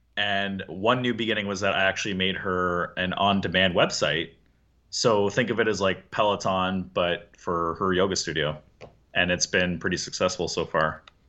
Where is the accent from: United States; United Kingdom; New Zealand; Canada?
Canada; I'm Canadian